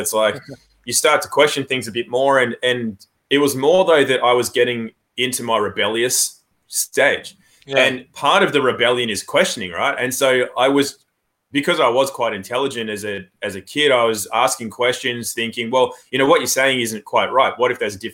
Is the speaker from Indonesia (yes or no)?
no; Australia; also born or lived in England; I was born in England, actually, and then moved to Australia when I was 8 months old, went through public schooling